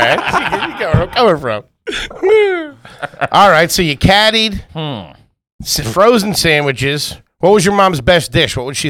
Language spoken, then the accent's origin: English; Blue Bell, Pennsylvania, United States; the Jewish club where I grew up in Bluebell